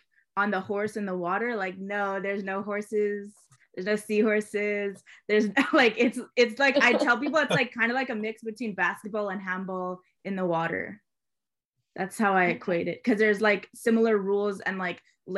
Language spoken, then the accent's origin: English; Montreal, Quebec, Canada; also born or lived in Victoria; Montreal born and raised